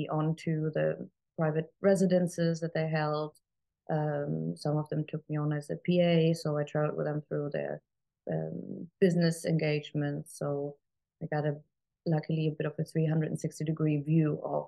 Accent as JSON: {"language": "English", "country": "Germany", "tie": "born or raised there", "moved": "yes", "said": "I was born and raised in Germany"}